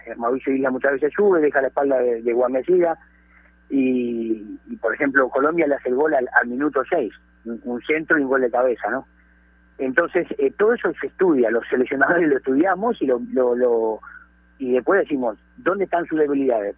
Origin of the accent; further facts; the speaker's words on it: Peru; hablo como peruano